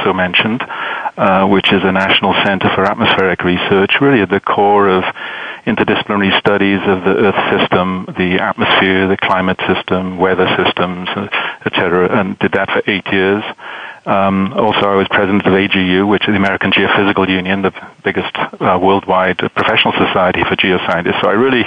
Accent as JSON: {"language": "English", "region": "Wales", "country": "United Kingdom", "tie": "born or raised there", "also_born_or_lived": "London / Michigan, United States", "moved": "as an adult", "lives_now": "United States", "said": "Well, I grew up in Wales, as you mentioned, sort of in an Irish Catholic background, went to London to study physics, and came to the States in my mid-20s"}